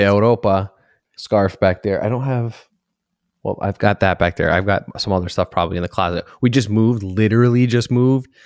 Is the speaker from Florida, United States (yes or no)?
no; Connecticut, United States; moved away; we grew up in Connecticut, Lime Rock Park